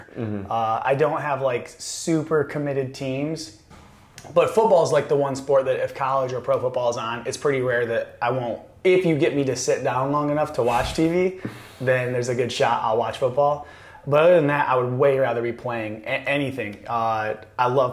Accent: Constantine, Michigan, United States; moved away; I grew up in Constantine, Michigan, which is like 1,800 people

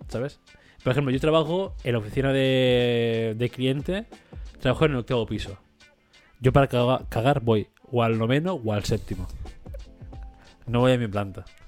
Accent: Spain; 7 eh, millones que somos de españoles

